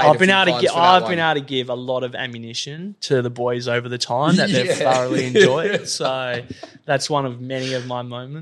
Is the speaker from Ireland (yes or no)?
no; Perth, Western Australia, Australia; also born or lived in Wagin, Western Australia; I grew up in Belmont or Kewdale. Went to Kewdale Primary, then Kent Street High School.